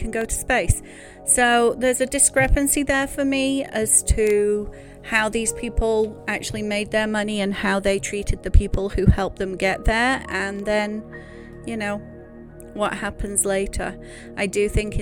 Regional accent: United Kingdom; I am a Brit

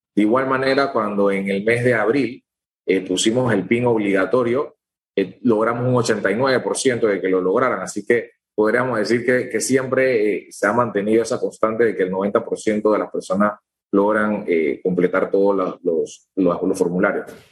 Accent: Panama; nosotros como panameños

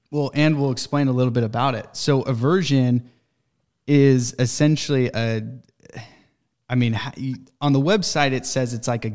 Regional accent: Utah, United States; I grew up in Utah. It snows. It gets really cold in Utah, and there's scorpions in Utah.

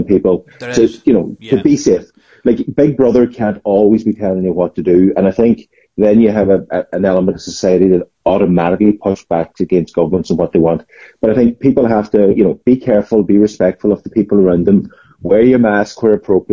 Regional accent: Glenties, Ulster, Ireland; now in Letterkenny, Ireland; I'm from Glenties, but living in Letterkenny

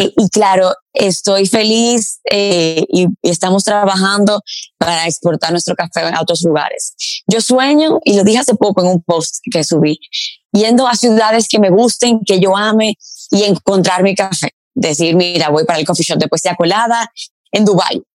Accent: Dominican Republic; moved away as an adult; also born or lived in Paris, France

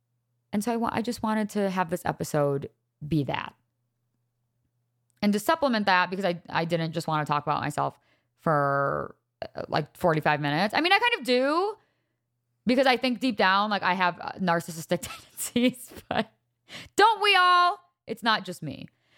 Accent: Wisconsin, United States; also born or lived in Laguna Niguel, California / Chicago; I was born in Laguna Niguel, California. My family moved from California to Chicago to Wisconsin all by time I was like four. So my first like real memories were probably living in Wisconsin.

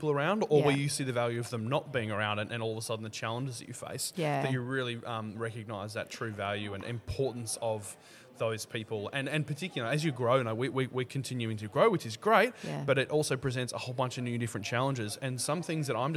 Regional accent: Melbourne, Victoria, Australia; I'm from Melbourne

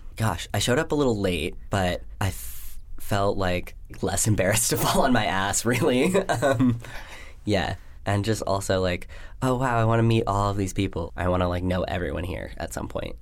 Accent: Washington, District of Columbia, United States; also born or lived in Arizona / Colorado Springs, Colorado; now in Vermont, United States; I grew up in Washington, D C

